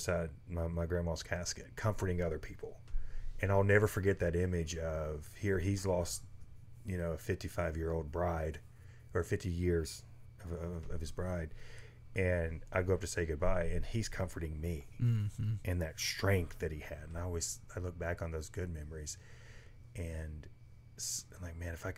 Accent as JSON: {"language": "English", "region": "the South", "country": "United States", "said": "I'm from the South"}